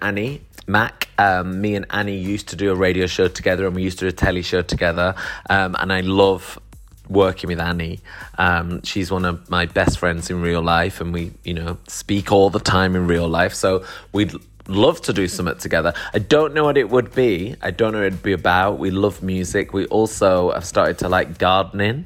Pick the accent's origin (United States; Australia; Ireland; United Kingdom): United Kingdom; Manchester, North West England; now in London, United Kingdom; I live in London, but I'm from Manchester